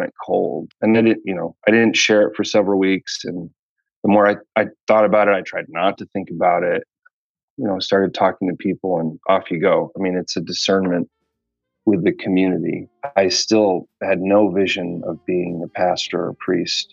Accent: Wheaton, Illinois, United States; I'm from Wheaton, Illinois. And I went to Wheaton College. My dad worked at Wheaton College for his 30-year career.

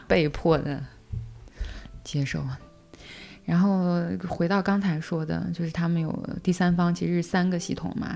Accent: China; moved away as an adult; now in France; 我是中国人，然后我儿子也是中国人

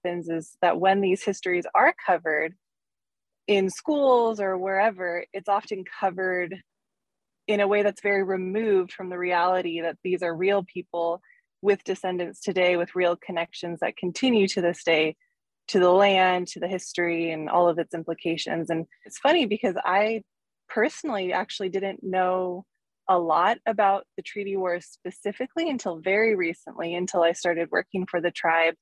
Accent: Pierce County, Washington, United States; growing up in Pierce County, growing up on the reservation, and then even moving away from the reservation for middle school and high school

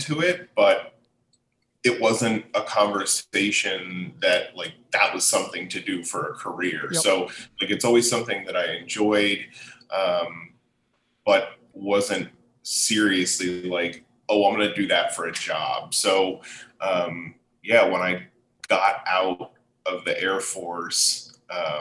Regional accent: Allentown, Pennsylvania, United States; moved away as an adult; also born or lived in Anchorage, Alaska

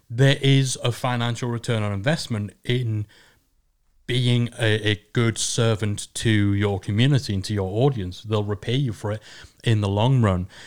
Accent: England, United Kingdom; It's just because we're English.

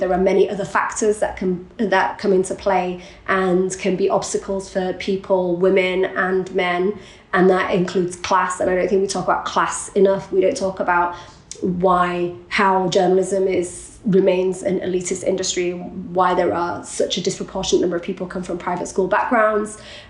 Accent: Iraq; look, I'm from Iraq, I speak Arabic, I understand the region, let me go.

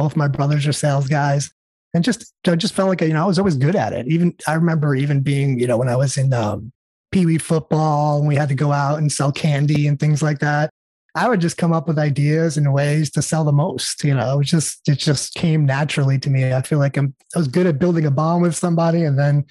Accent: New York, United States; now in California, United States; I was born and raised in New York

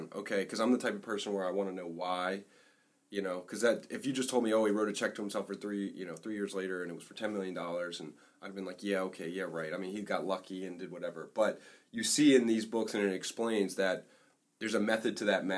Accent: Maryland, United States; we're from Maryland

